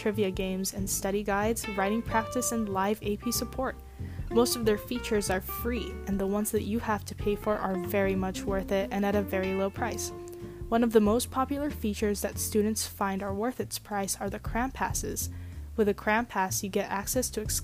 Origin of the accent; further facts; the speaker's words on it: Los Angeles, California, United States; I'm in 12th grade and I'm from Los Angeles, California